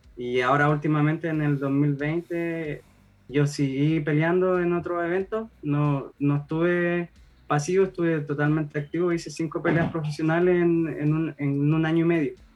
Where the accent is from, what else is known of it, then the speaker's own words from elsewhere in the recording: Copiapó, Atacama, Chile; yo soy de región, soy de Copiapó